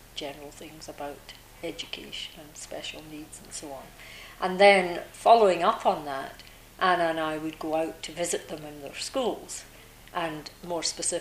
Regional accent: Scotland, United Kingdom; also born or lived in Nunavut; now in Canada; I grew up in Scotland, you can probably tell from the accent.

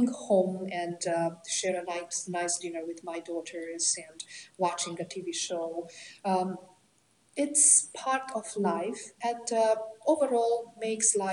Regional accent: Romania; moved away as an adult; now in Canada; I came from Romania. My country of birth is Romania, Eastern Europe. I immigrated in Canada in 1997 with five children

